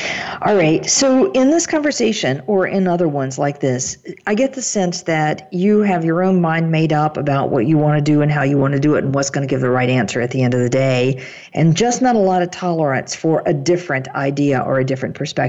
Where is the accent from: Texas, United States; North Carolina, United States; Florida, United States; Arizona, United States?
North Carolina, United States; I grew up in North Carolina in a rural part of the state